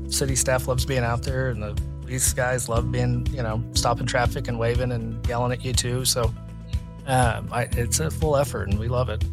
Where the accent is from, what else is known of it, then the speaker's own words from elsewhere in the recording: Oklahoma City, Oklahoma, United States; I grew up in Oklahoma City, my parents live in Crown Heights